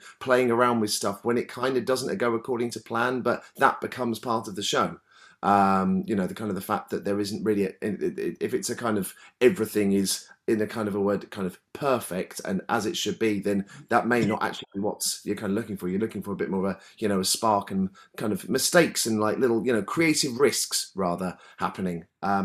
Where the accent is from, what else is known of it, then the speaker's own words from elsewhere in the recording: Brighton, South East England, United Kingdom; I'm from Brighton, where there's always been a lot of kind of music-y, arty stuff going on.